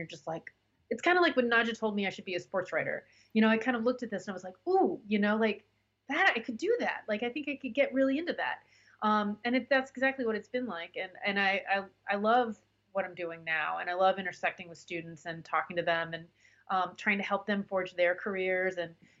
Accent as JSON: {"language": "English", "town": "Virginia", "region": "Nebraska", "country": "United States", "tie": "born or raised there", "said": "I grew up in Virginia, Nebraska"}